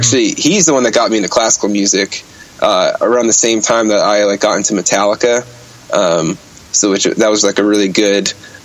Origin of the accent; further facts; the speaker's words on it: Bergenfield, New Jersey, United States; also born or lived in Ohio; Oh, I was born and raised in New Jersey, and I just went to school in Ohio.